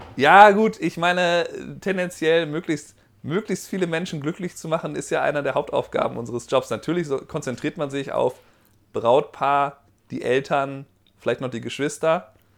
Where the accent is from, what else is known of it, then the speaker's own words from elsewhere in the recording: Germany; moved away; du hast ja einen Akzent, aber wo kommst du denn her? Deutschland